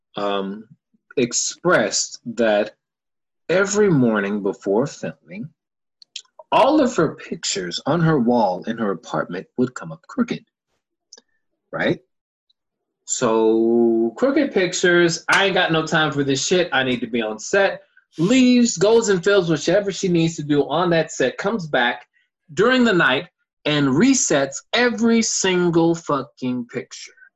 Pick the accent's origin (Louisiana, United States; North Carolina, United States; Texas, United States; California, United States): Texas, United States; Houston; my hometown of Houston